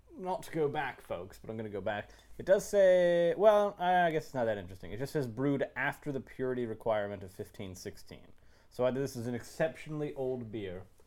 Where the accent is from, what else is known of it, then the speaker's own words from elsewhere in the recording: Bala Cynwyd, Pennsylvania, United States; I'm from Bella Kim Wood